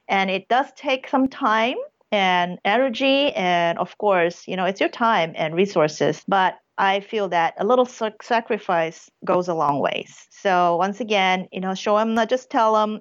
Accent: Brunei; also born or lived in Saigon, Vietnam / South Korea; now in United States; the whole family moved to a small country of Brunei in Southeast Asia, and I grew up there for 12 years.

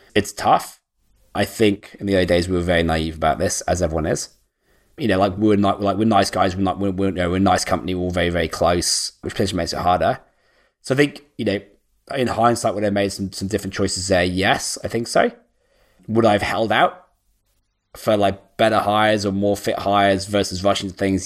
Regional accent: United Kingdom; moved away as an adult; I'm actually British, yeah? So, like, I live as far as possible as, like, away from my hometown as I could do on the other side of the world

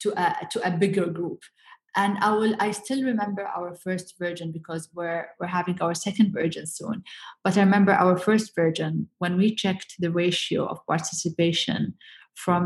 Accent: Abu Dhabi, United Arab Emirates; my hometown in Abu Dhabi

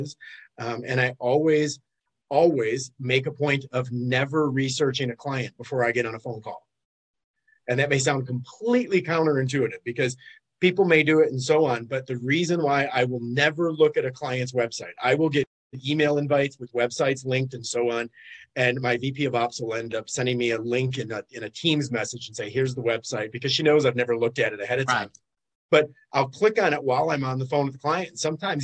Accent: Detroit, Michigan, United States; now in Fort Lauderdale, United States; I'm originally from Detroit, but I like the beach a lot better. So I had to make that relocation a number of years back

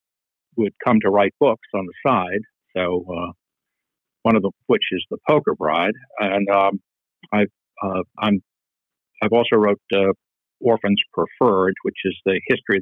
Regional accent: Maine, United States; moved away as an adult; also born or lived in Connecticut / Baltimore; I was a journalist in my native New England. I'm from Maine

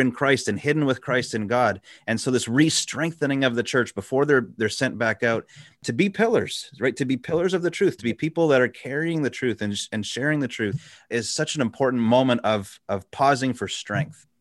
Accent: Quebec, Canada; I grew up in Canada, so and, and, specifically in Quebec

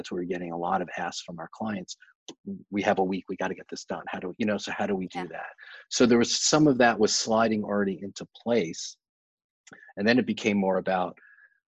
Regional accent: New York, United States; moved away; New York in January, you know, my hometown

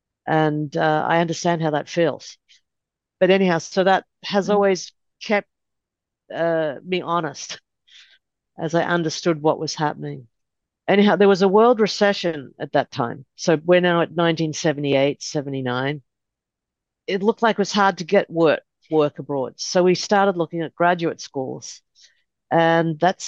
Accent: Melbourne, Victoria, Australia; moved away as an adult; now in Los Angeles, United States; I grew up in Australia, first generation Australian

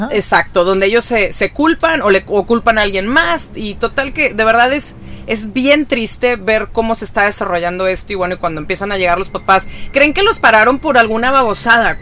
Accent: Ciudad Victoria, Tamaulipas, Mexico; yo soy de Ciudad Victoria

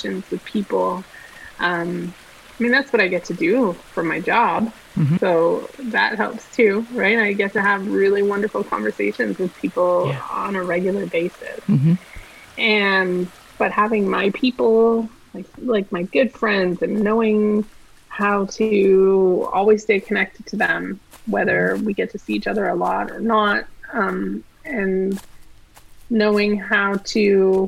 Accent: Quebec, Canada; also born or lived in South Shore of Montreal / Eastern Townships; now in Ottawa, Canada; I grew up in Quebec

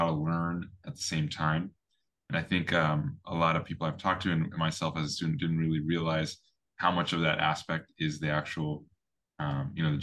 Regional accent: Fremont, California, United States; I grew up here in Fremont, California, about an hour away

